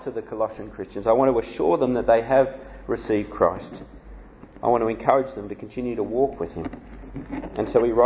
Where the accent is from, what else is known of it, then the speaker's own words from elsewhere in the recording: Canberra, Australian Capital Territory, Australia; also born or lived in Sydney, Australia; I was born in Canberra, Australia, the world's most boring capital city. But I learnt the gospel from on the north shore of Sydney